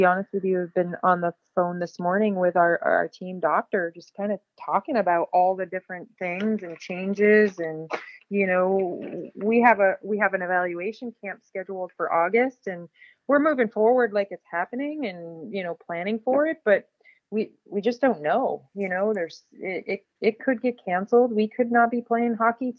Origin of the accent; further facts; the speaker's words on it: New York, United States; moved away as an adult; also born or lived in Lake Placid, New York; now in Twin Cities, Minnesota, United States; I came from New York